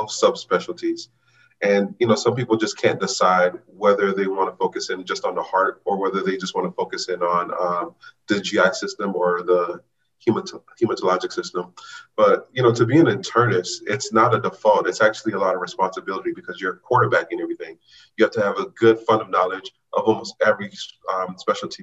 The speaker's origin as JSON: {"language": "English", "town": "Los Angeles", "region": "California", "country": "United States", "also_born_or_lived": "Washington, District of Columbia, United States / Chicago / Baltimore", "moved": "as an adult", "said": "I'm from Los Angeles"}